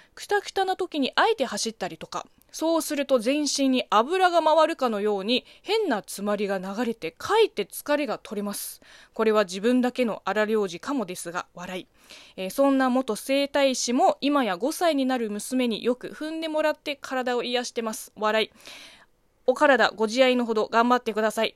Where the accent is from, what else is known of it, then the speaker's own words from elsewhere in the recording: China; moved away; 中国生 まれ、中国育ちの私